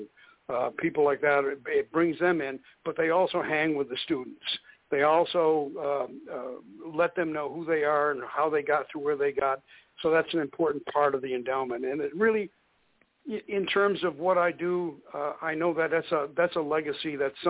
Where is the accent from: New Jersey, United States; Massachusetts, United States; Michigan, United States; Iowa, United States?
Massachusetts, United States; Lynn; moved away; I'm originally from the East Coast. I'm originally from a town called Lynn, Massachusetts, an old mill town back in Massachusetts.